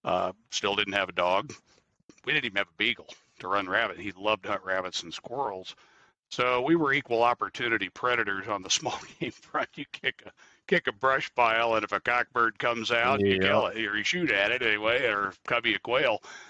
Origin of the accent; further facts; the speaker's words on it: Midwest, United States; When I grew up in the Midwest hunting small game, like every kid in the Midwest does.